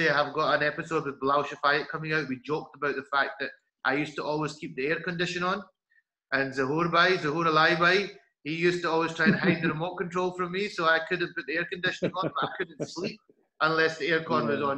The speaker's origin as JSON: {"language": "English", "region": "Scotland", "country": "United Kingdom", "said": "I come over from Scotland."}